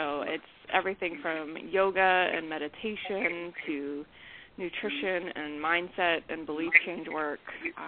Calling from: New York City, New York, United States; From New York City.

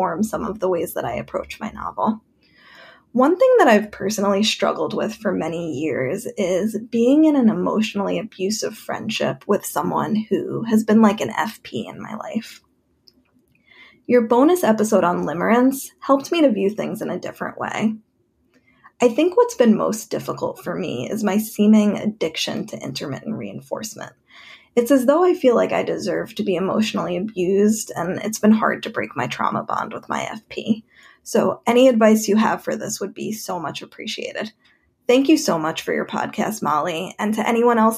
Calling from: New York, United States; I'm calling in from New York

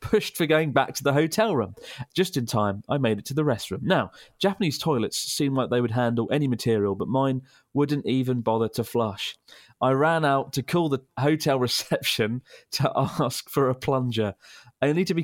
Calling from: Berlin, Germany; from Berlin in Germany.

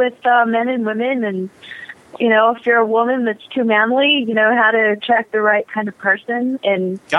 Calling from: Detroit, Michigan, United States; I'm calling from Detroit.

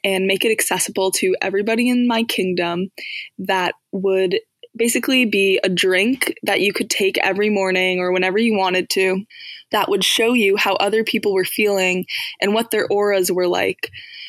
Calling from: Washington, District of Columbia, United States; I'm calling from Washington, D.C.

